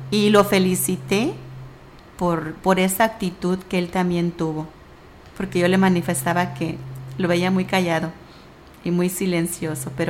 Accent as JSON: {"language": "Spanish", "region": "Michoacán", "country": "Mexico", "said": "yo soy del estado de Michoacán, a mucha honra"}